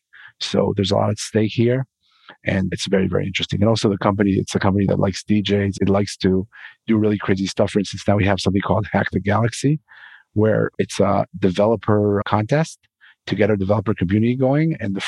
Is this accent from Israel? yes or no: yes; Israel; I'm from Israel